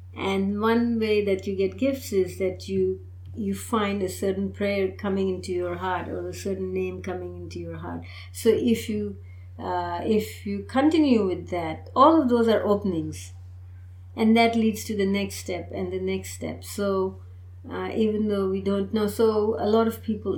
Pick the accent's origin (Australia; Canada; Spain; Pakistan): Pakistan; now in United States; I belong to the Indian subcontinent. I'm from Pakistan, so that's one Muslim culture.